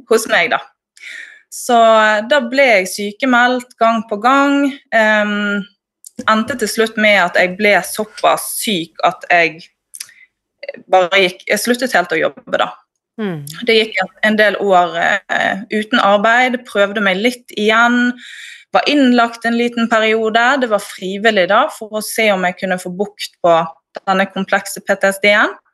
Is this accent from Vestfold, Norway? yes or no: no; Bergen, Vestland, Norway; accent: Bergen dialect; moved away as an adult; Ja, jeg flyttet fra Bergen opp hit i sommer, da.